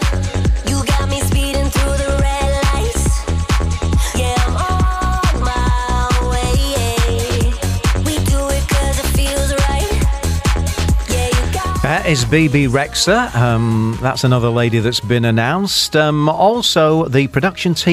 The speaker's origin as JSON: {"language": "English", "country": "United Kingdom", "tie": "born or raised there", "moved": "yes", "lives_now": "Dubai, United Arab Emirates", "said": "that's from my home country"}